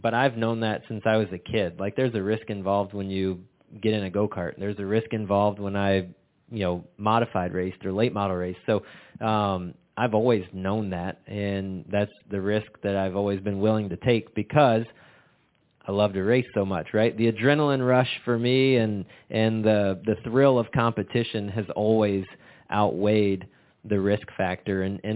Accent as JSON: {"language": "English", "region": "Florida", "country": "United States", "tie": "born or raised there", "said": "growing up in Florida and that little Hispanic community"}